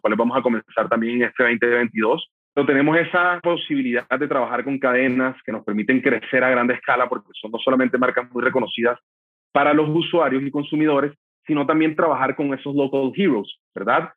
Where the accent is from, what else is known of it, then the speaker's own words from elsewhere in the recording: Barranquilla, Atlántico, Colombia; mi ciudad natal, Barranquilla